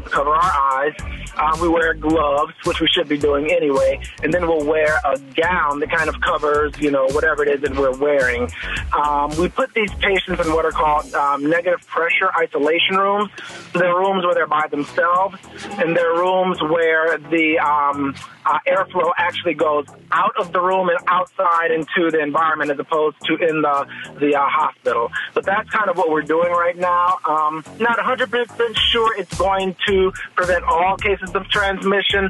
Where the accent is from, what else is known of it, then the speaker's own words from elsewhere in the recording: Chicago, Illinois, United States; I grew up in Chicago, so I claim Chicago.